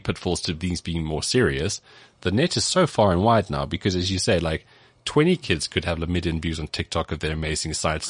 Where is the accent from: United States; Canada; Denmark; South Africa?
South Africa; Cape Town, Western Cape; I grew up in Cape Town